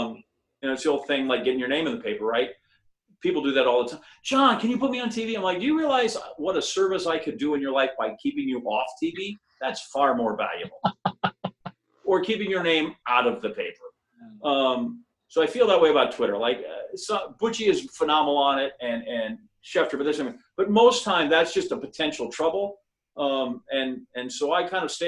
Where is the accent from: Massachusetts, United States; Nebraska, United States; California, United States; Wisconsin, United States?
Wisconsin, United States; Green Bay; moved away as an adult; also born or lived in Missouri / Oklahoma / Phoenix, Arizona; I'm from Wisconsin.